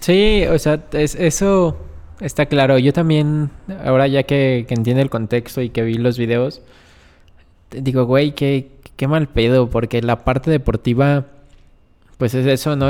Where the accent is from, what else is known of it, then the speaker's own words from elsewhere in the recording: Mexico; como mexicanos, como gente que convive en un país